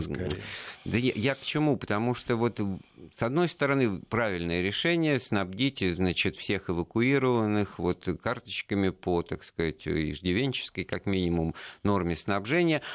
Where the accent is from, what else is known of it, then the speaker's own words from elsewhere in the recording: Moscow, Russia; мы вот как коренные москвичи